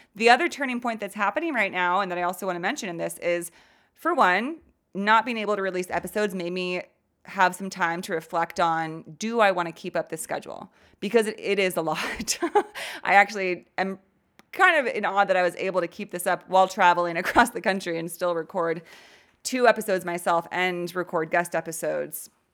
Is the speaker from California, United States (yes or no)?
yes; California, United States; I grew up in California.